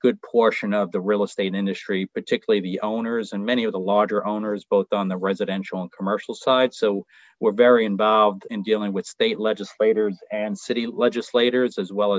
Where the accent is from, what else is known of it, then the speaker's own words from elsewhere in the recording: New York City, New York, United States; I was born and raised in Queens, still reside in Queens